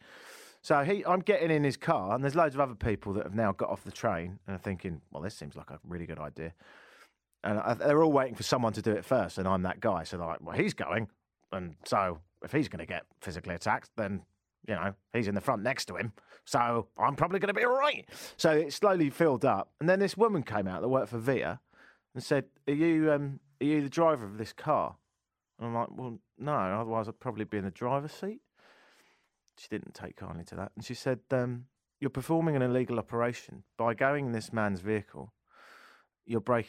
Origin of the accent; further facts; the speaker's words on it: United Kingdom; now in Canada; I'm British